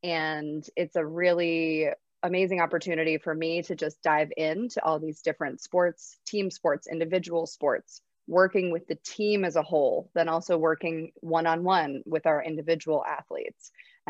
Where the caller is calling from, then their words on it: Philadelphia, Pennsylvania, United States; I'm tuning in from Philadelphia, Pennsylvania today.